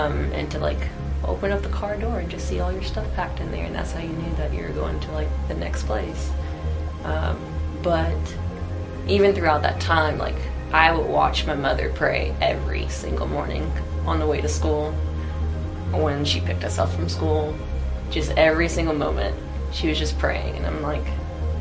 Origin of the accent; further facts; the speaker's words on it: Greenville, South Carolina, United States; also born or lived in Chicago; I grew up in Greenville